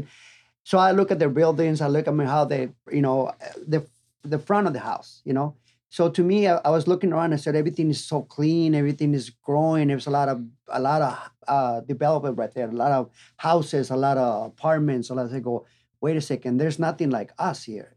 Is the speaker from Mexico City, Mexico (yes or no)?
no; Tijuana, Baja California, Mexico; moved away as an adult; also born or lived in San Diego; now in Las Vegas, United States; I'm original from Tijuana, born and raised. Uh, been there. I was there until I was 21, 22 years old